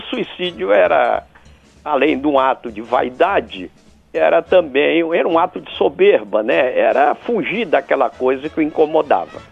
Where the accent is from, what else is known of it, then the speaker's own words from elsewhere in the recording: Rio Grande do Sul, Brazil; also born or lived in Bahia; eu nasci na Bahia, no momento que meu pai andava por lá. Sim. Aí eu devia ter quatro anos mais ou menos, três anos, qualquer coisa assim. Ele voltou para o Rio Grande do Sul, aí onde eu estudei